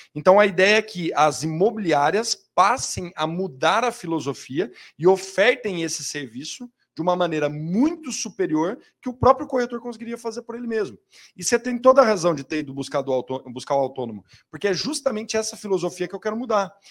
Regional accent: São Paulo, Brazil; eu sou da Zona Leste de São Paulo

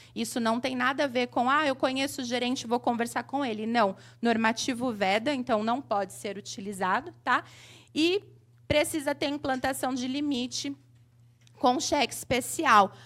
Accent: Mauá, São Paulo, Brazil; sou de Mauá, aqui, ABC Paulista.

